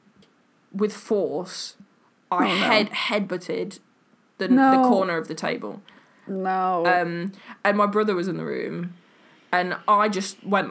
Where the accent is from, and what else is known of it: England, United Kingdom